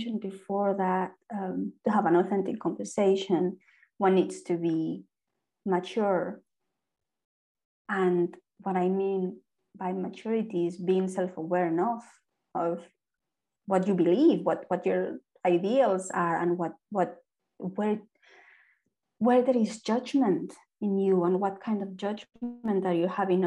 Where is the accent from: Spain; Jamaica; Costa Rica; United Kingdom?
Spain; first language Spanish; English is a second language; moved away as an adult; also born or lived in France; now in Ireland; I am Spanish, but I am also Irish.